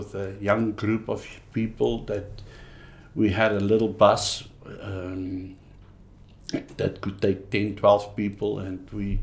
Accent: Pretoria, Gauteng, South Africa; also born or lived in Free State; I grew up in the Northland in Pretoria

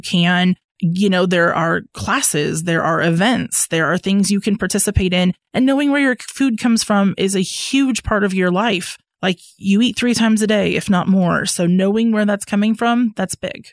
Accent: Ames, Iowa, United States; moved away as an adult; now in Fayetteville, United States; I am originally from Ames, Iowa, and I moved down to Fayetteville for a career opportunity the winter of 2014.

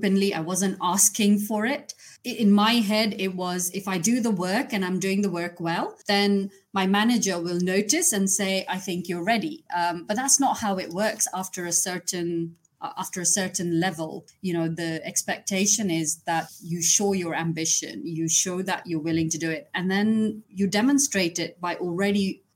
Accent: Kenya; moved away; I was born and brought up in Kenya

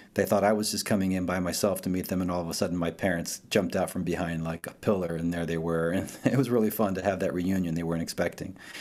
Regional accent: northern New Jersey, United States; first language Italian; English is a second language; also born or lived in Rome, Italy / Dallas; now in Decatur, United States; I grew up in, in northern New Jersey

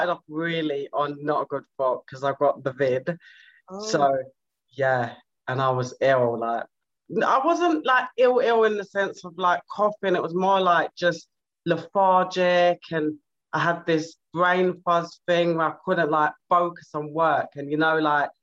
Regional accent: London, United Kingdom; I'm from South London

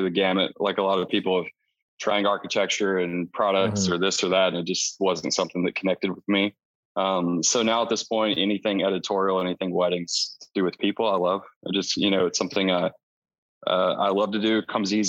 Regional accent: East Texas, United States; So I grew up in East Texas, actually, on a farm

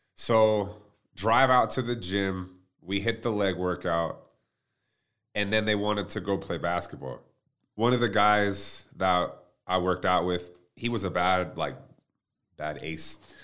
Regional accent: Plano, Texas, United States; growing up, I mean, I'm from Plano, Texas

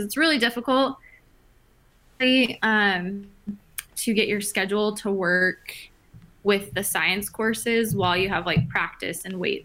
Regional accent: Phoenix, Arizona, United States; also born or lived in San Diego, California / Washington, D.C.; I'm originally from Phoenix, Arizona.

